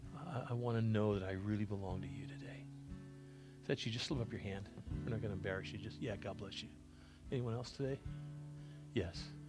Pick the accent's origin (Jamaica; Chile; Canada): Canada; moved away; I was born in Canada